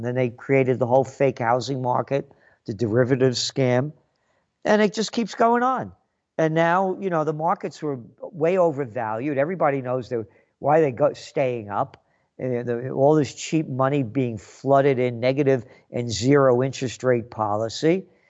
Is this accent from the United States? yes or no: yes; United States; I'm an American